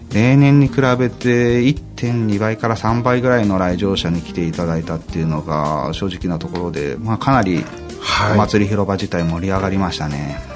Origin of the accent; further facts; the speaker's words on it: Isesaki, Gunma, Japan; moved away as an adult; also born or lived in Kawasaki, Kanagawa; 僕は生まれも育ちも伊勢崎であり大学に進学し神奈川県の川崎市で過ご